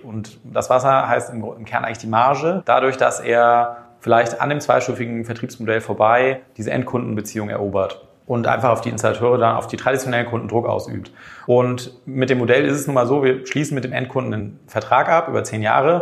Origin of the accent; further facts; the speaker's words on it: Germany; als Deutscher wächst ja auf